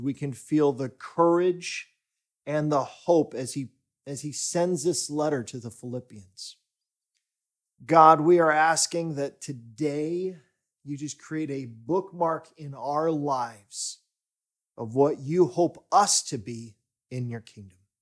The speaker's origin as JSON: {"language": "English", "country": "United States", "moved": "yes", "lives_now": "Stockholm, Sweden", "said": "my home country, the U S"}